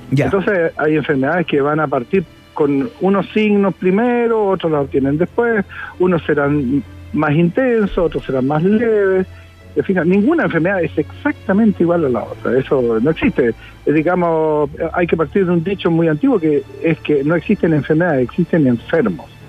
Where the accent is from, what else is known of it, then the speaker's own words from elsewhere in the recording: Chile; Como muchos chilenos creo en Dios